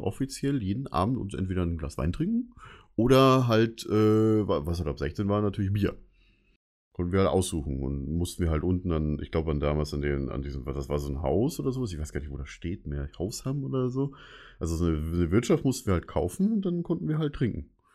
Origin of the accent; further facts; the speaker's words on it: Bavaria, Germany; Ich bin in Bayern aufgewachsen